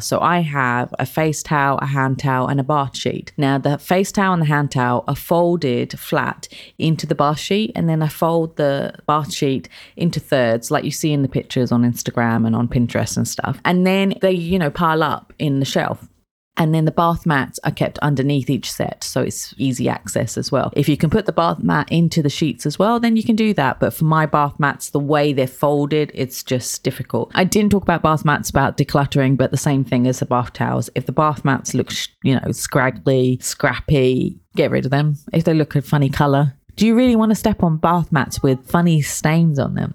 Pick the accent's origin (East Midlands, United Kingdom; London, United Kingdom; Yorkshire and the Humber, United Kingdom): London, United Kingdom; moved away as an adult; also born or lived in Kent; now in United Arab Emirates; I'm from London, like, from Kent as well